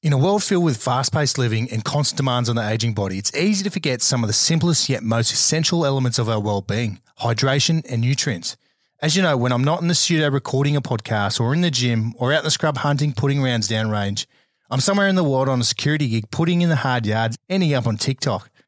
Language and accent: English; Australia; most of us have grown up here in Australia